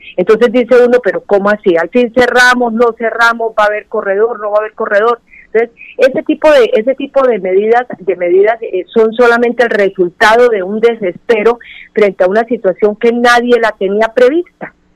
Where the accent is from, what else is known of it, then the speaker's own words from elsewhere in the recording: Colombia; todos somos colombianos